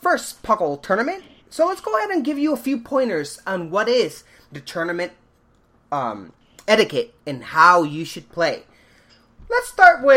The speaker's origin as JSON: {"language": "English", "region": "Washington", "country": "United States", "tie": "born or raised there", "said": "my home state of Washington, Seattle City"}